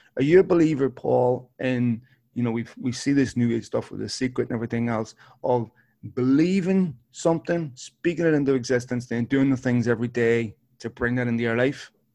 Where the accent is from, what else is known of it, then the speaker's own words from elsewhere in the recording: Belfast, Northern Ireland, United Kingdom; I grew up in North Belfast